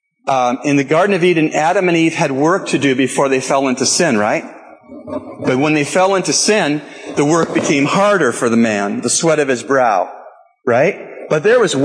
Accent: Canada; I'm Canadian

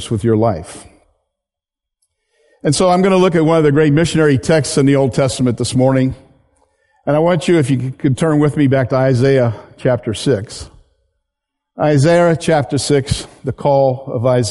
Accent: Hungerford, Pennsylvania, United States; also born or lived in Wyoming; I grew up in Pennsylvania in a town called Hungerford, which no longer exists.

